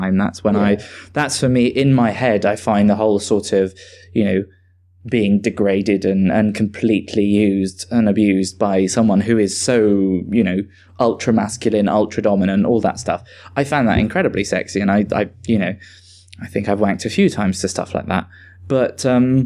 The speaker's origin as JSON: {"language": "English", "country": "Switzerland", "moved": "yes", "lives_now": "United Kingdom", "said": "I'm originally from Switzerland, so I'm a bit versed in like the Germanic scene"}